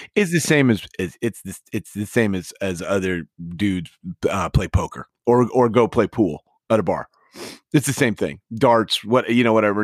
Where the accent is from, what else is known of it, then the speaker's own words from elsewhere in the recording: Midwest, United States; now in California, United States; I'm never going back to the Midwest.